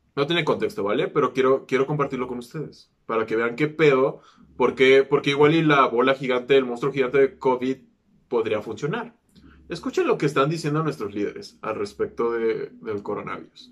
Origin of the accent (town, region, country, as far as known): Mexico